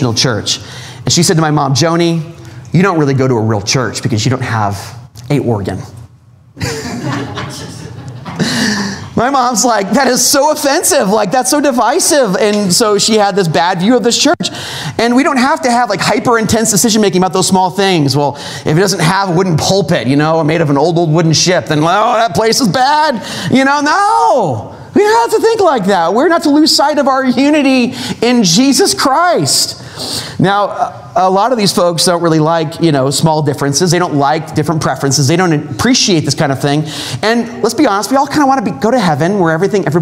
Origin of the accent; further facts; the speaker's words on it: Southern California, United States; moved away; I'm from Southern California